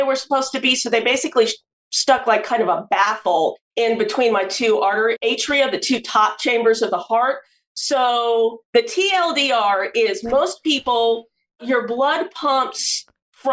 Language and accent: English; Norman, Oklahoma, United States; moved away as an adult; now in Philadelphia, United States; I was born in Norman, Oklahoma, boomer sooner